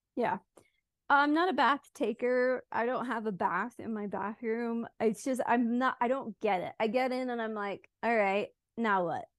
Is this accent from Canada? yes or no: no; United Kingdom; moved away; also born or lived in Switzerland; I made being British, like, my whole thing